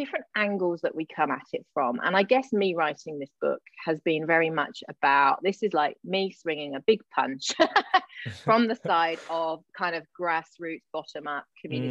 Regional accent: Gloucester, South West England, United Kingdom; a little place called Matson near my hometown of Gloucester

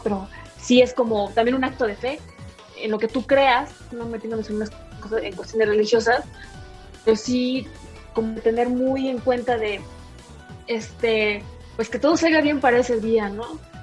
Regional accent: Mexico City, Mexico; Soy de aquí, de la Ciudad de México.

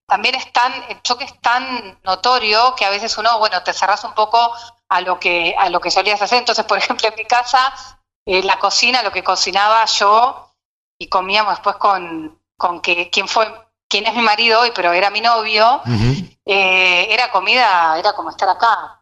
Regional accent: Argentina

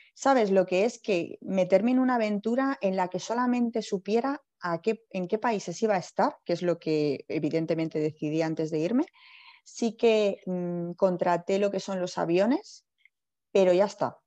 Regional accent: Alcalá de Henares, Community of Madrid, Spain; yo soy natural de Alcalá de Henares

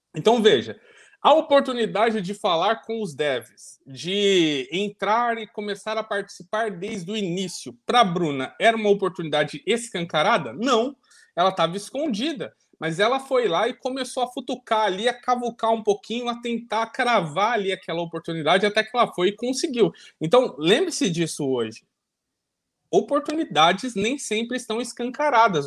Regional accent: Ilha Solteira, São Paulo, Brazil; minha mãe fala que eu nasci em ilha solteira

